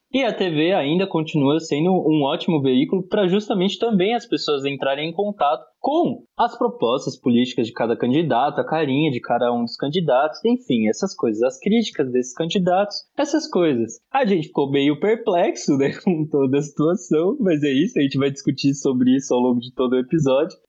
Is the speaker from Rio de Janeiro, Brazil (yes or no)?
no; Osasco, São Paulo, Brazil; Eu cresci em Osasco quando o Emílio era prefeito